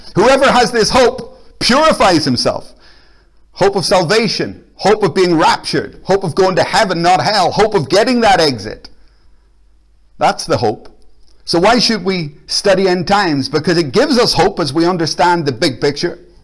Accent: Belfast, Northern Ireland, United Kingdom; now in Glasgow, United Kingdom; I'm from Belfast. I'm actually Irish

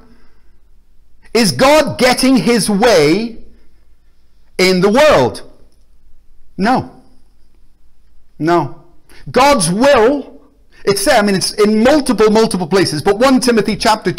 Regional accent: Belfast, Northern Ireland, United Kingdom; now in Glasgow, United Kingdom; I grew up in Belfast in a war zone with bombs and bullets

